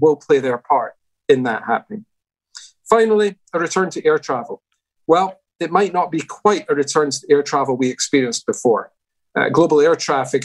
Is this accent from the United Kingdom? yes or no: yes; Glasgow, Scotland, United Kingdom; my hometown of Glasgow